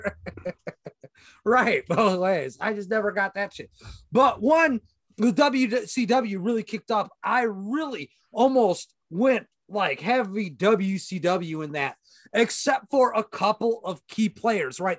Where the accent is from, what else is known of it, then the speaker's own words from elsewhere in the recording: Wisconsin, United States; we're from Wisconsin where we do beer.